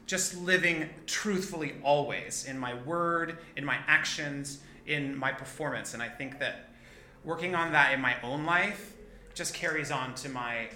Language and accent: English; McAllen, Texas, United States; moved away as an adult; also born or lived in Corpus Christi, Texas / Oklahoma City, Oklahoma; I moved to McAllen, Texas, down in the Rio Grande Valley um, which is a border town um, by uh, the Gulf of Mexico and Mexico. Uh, I moved there when I was like in third grade